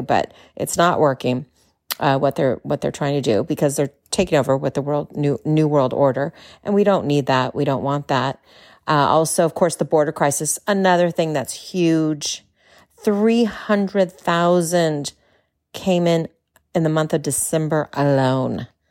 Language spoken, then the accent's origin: English; California, United States; moved away as an adult; now in Texas, United States; As a Californian, yeah, a native Californian, now living in Texas